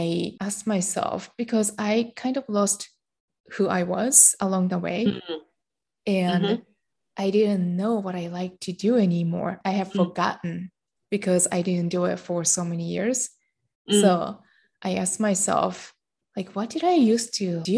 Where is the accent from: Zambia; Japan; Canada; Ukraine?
Japan; I grew up in Japan and I'm Japanese.